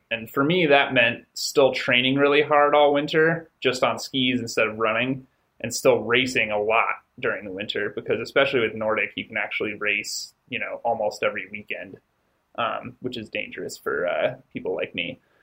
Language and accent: English; Durango, Colorado, United States; moved away as an adult; also born or lived in Gunnison, Colorado; now in Logan, United States; I grew up in Colorado, um, grew up in Durango, and spent, man, my first 24 years living in Colorado.